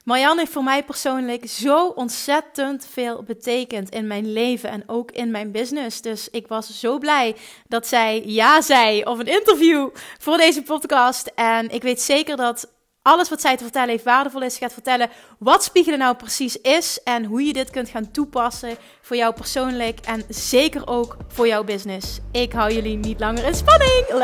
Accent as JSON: {"language": "Dutch", "town": "Dordrecht", "region": "South Holland", "country": "Netherlands", "tie": "born or raised there", "also_born_or_lived": "Papendrecht", "said": "Eh, in Dordrecht. In Dordrecht."}